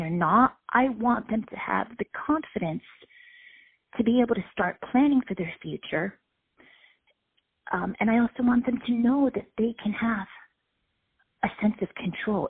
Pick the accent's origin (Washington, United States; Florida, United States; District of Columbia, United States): District of Columbia, United States; Washington; my hometown here in D.C.